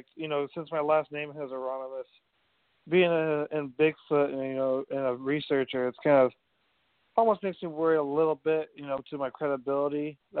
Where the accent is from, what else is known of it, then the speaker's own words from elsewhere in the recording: Des Moines, Iowa, United States; I'm originally from Des Moines, Iowa.